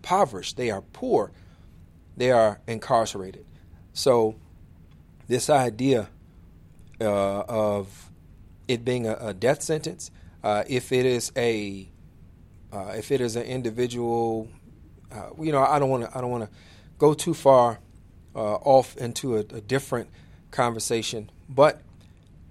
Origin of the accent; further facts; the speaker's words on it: Illinois, United States; states like Illinois in particular, my home state